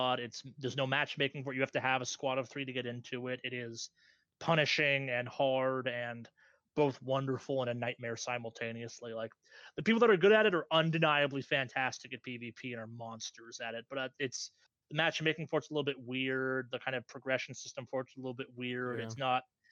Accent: Boston, Massachusetts, United States; my hometown

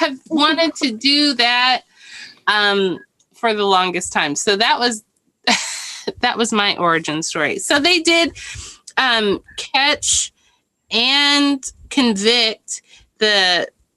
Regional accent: Irving, Texas, United States; I'm from Irving.

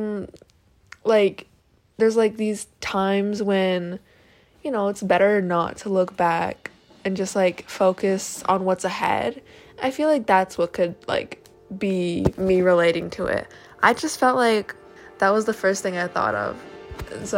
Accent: Syracuse, New York, United States; now in Anchorage, United States; I'm from Syracuse, New York, which is like upstate New York

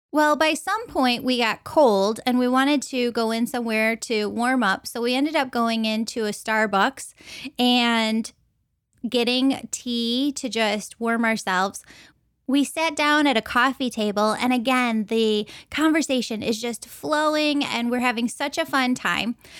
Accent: Chicago, Illinois, United States; I'm from the Chicagoland area

